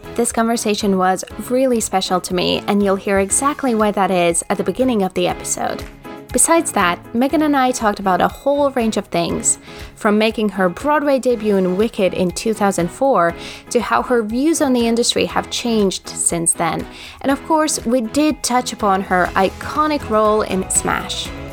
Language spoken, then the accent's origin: English; Latvia; growing up in Latvia, we have an amazing theater scene